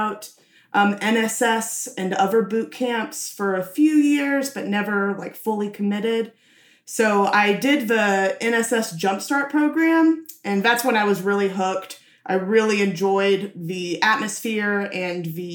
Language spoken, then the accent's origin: English; Nashville, Tennessee, United States; I was born and raised in Nashville.